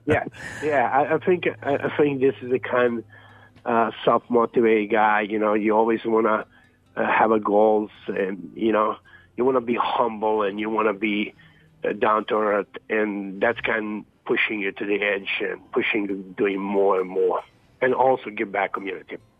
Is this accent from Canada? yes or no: no; Zagreb, City of Zagreb, Croatia; moved away; I grew up in Dubrava as well